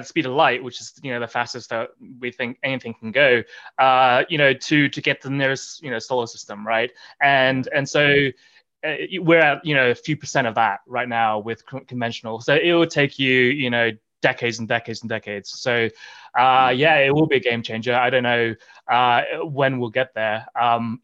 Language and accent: English; Australia; moved away as an adult; also born or lived in Oxford, England; now in Boulder, United States; when I was growing up as a kid, you know, growing up in Australia